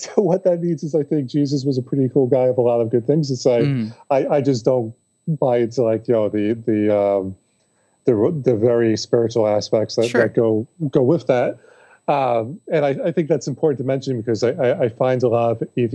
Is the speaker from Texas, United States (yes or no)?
no; Long Island, New York, United States; also born or lived in Buffalo, New York / Capital Region, New York / Hudson Valley, New York / Glens Falls, New York; I was born on Long Island. So, like, I am a true blue.